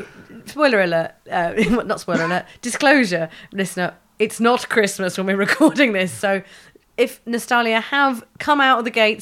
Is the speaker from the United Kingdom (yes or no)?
yes; United Kingdom; as a British society